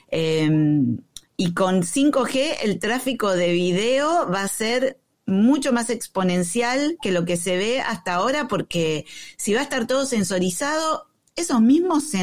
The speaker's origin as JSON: {"language": "Spanish", "country": "Argentina", "said": "Bueno, yo soy argentino también."}